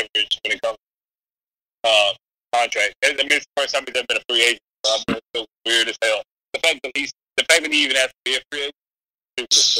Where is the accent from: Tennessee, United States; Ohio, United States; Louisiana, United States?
Tennessee, United States; I'm gonna go for my home state